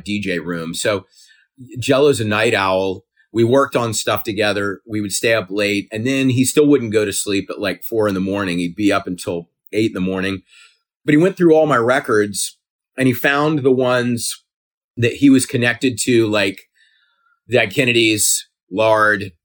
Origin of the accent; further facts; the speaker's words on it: South Carolina, United States; I grew up in South Carolina.